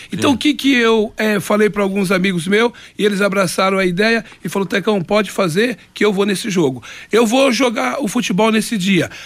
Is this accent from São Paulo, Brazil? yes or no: no; Londrina, Paraná, Brazil; moved away; also born or lived in Japan; no campo do Conjunto Lindóia, que é a minha terra, o meu campo ali